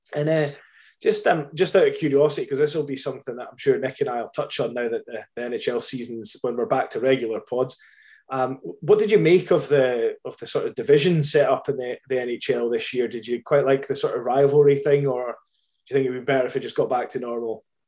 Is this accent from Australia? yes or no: no; Scotland, United Kingdom; I'm Scottish